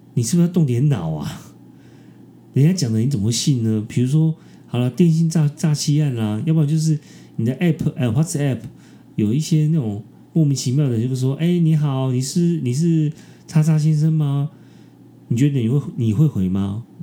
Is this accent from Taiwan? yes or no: yes; Taiwan; 我是台湾人，我是亚洲人